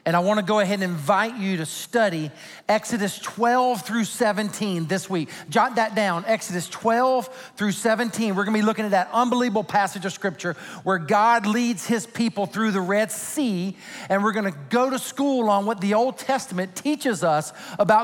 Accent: Sumter, South Carolina, United States; moved away; In my home state of South Carolina, particularly in my hometown of Sumter, South Carolina

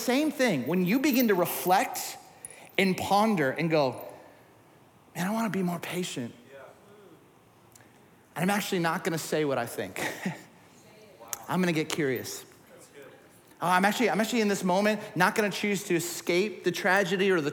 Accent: Southern California, United States; I grew up in Southern California

